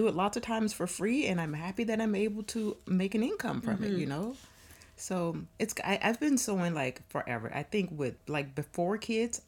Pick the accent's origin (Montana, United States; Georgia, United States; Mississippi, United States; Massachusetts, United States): Mississippi, United States; I grew up in Mississippi